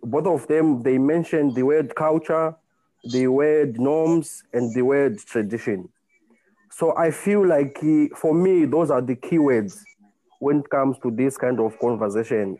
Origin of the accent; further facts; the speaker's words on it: Zimbabwe; moved away as an adult; now in South Africa; I've been in South Africa for about 11 years. Originally, I'm from Zimbabwe.